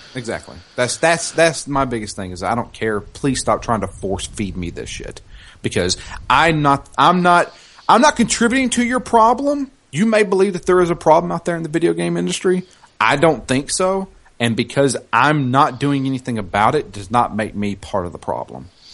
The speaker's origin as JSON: {"language": "English", "region": "the South", "country": "United States", "said": "I am from the South. I can't help where I'm from"}